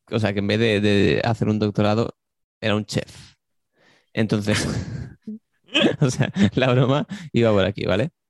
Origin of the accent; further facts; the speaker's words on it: Barcelona, Catalonia, Spain; born there; yo, nací en Barcelona y he estado desde entonces eh, trabajando en diferentes restaurantes y viajando por todo el mundo.